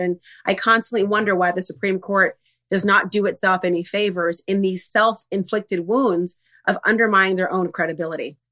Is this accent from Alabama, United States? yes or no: no; Minnesota, United States; I'm from Minnesota